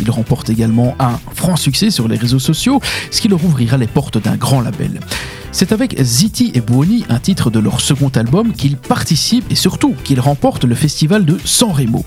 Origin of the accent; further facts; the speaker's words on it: Belgium; chez nous, à Ronquière